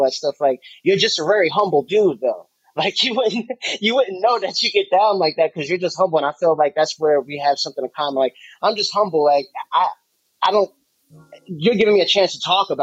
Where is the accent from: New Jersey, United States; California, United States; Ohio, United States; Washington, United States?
New Jersey, United States; Jersey City; moved away as an adult; now in Atlanta, United States; I'm originally from Jersey City, New Jersey, born and raised on a waterfront, right in Newport between Hoboken and Exchange Place